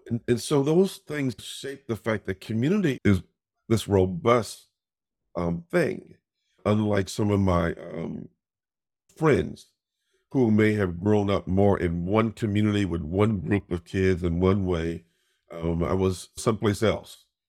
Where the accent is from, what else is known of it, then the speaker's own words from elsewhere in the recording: Chicago, Illinois, United States; growing up in Chicago, my dad was one of the first, uh, African-Americans to be promoted to a district commander in the police force